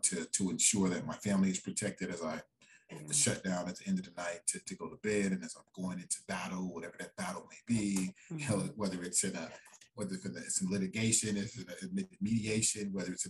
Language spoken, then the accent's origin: English; Chicago, Illinois, United States; now in Minnesota, United States; I grew up in Chicago.